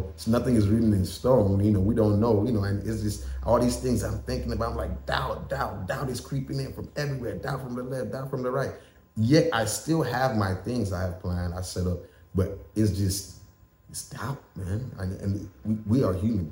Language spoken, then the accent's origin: English; Nigeria; moved away as an adult; also born or lived in Tennessee, United States / West Virginia, United States; now in United States; I am Nigerian